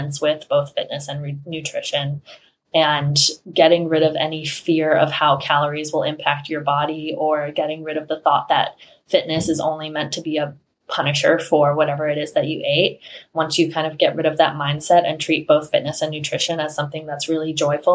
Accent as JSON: {"language": "English", "region": "Rhode Island", "country": "United States", "tie": "born or raised there", "moved": "as an adult", "said": "I grew up in Rhode Island, and it's not a very diverse place"}